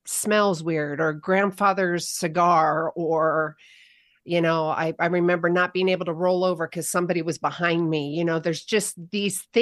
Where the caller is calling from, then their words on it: Bend, Oregon, United States; I am in Bend, Oregon. It's started to snow, so we've got a few inches.